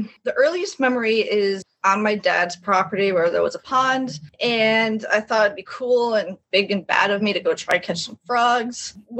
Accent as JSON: {"language": "English", "region": "Quebec", "country": "Canada", "tie": "born or raised there", "also_born_or_lived": "Connecticut", "said": "I was born in Quebec, which is the French part of Canada."}